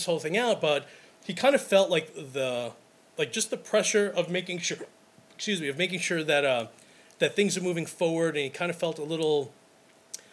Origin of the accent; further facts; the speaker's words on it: Brooklyn, New York, United States; I'm from Brooklyn